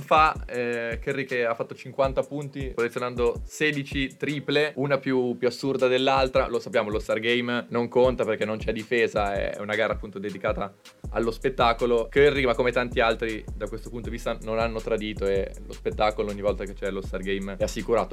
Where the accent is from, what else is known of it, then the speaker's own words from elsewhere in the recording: Bologna, Emilia-Romagna, Italy; Io sono di Bologna